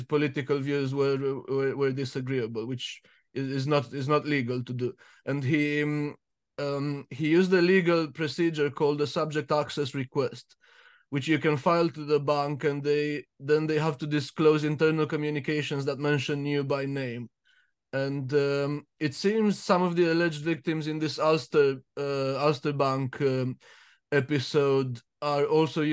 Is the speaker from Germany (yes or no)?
no; Romania; now in United Kingdom; I'm Romanian, and I'm also British, and I live next door to Brits and English